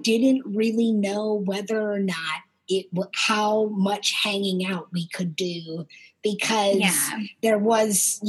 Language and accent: English; Pittsburgh, Pennsylvania, United States; moved away as an adult; also born or lived in Austin, Texas; I'm originally from Pittsburgh, Pennsylvania, and had never lived anywhere else